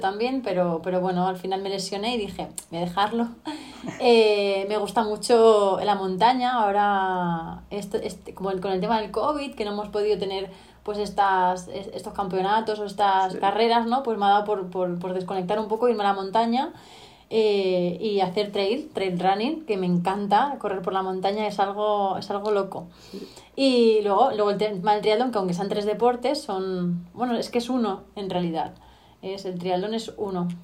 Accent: Talavera de la Reina, Castilla-La Mancha, Spain; also born or lived in Extremadura; soy una chica de Talavera de la Reina, soy manchega, mitad manchega, mitad extremeña

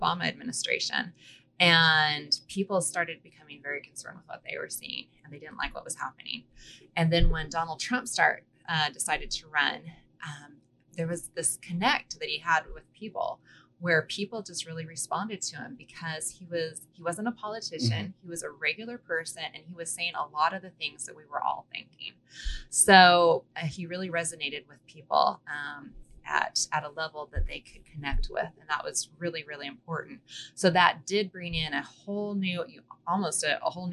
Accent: Boise, Idaho, United States; also born or lived in Canyon County, Idaho; I grew up in Boise.

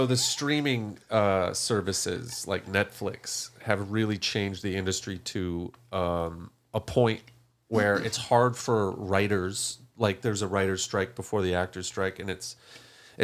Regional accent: Fargo, North Dakota, United States; moved away; I'm from Fargo, North Dakota

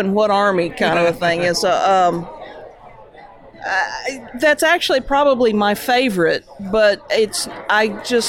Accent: Clarksville, Tennessee, United States; I grew up outside of Clarksville, Tennessee

